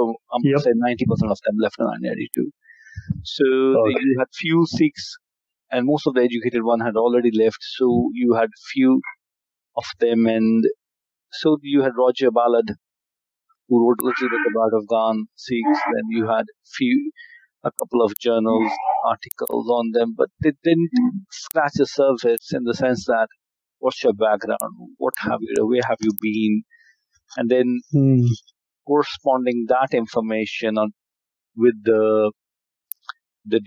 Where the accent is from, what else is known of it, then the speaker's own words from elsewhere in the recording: Amritsar, Punjab, India; moved away as an adult; now in England, United Kingdom; I was born and brought up in Amritsar. I did all my education, schooling, college, university